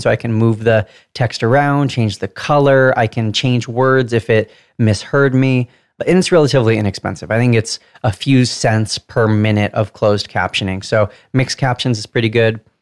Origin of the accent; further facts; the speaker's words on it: Southern California, United States; accent: Southern California; decipher my Southern California accent